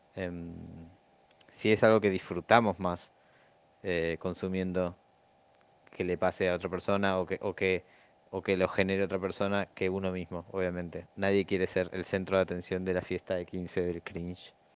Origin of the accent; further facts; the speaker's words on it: Argentina; yo soy muy argentino